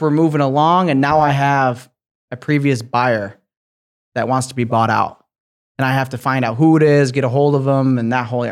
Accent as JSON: {"language": "English", "town": "Grand Rapids", "region": "Michigan", "country": "United States", "tie": "born or raised there", "moved": "yes", "lives_now": "Lakeland, United States", "said": "I grew up in Grand Rapids, Michigan"}